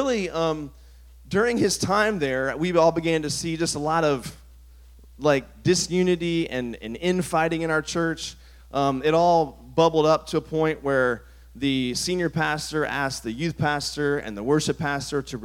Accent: Virginia, United States; the church I grew up in Virginia

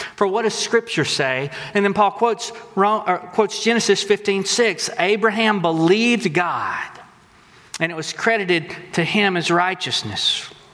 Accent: Texas, United States; We're from Texas

